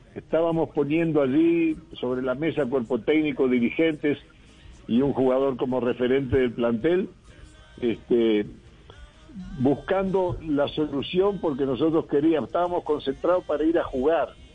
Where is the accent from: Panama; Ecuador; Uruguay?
Uruguay; now in Colombia; Yo nací en Uruguay este, y, llevo muchos años en Colombia. Eh, yo me crié en otra cultura